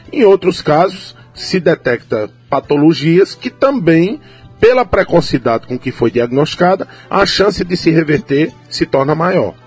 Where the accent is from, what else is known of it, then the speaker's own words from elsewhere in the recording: São Mamede, Paraíba, Brazil; estava na minha terra aqui, em São Mamede